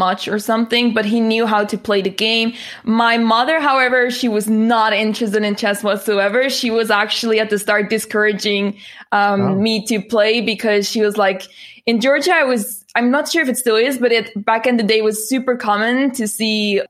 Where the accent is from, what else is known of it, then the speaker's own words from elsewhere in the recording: Netherlands; I'm from the Netherlands